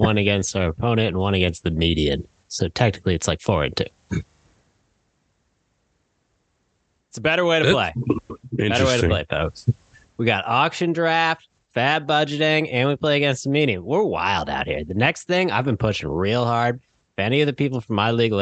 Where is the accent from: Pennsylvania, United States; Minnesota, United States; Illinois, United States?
Illinois, United States; Chicago; I'm from Chicago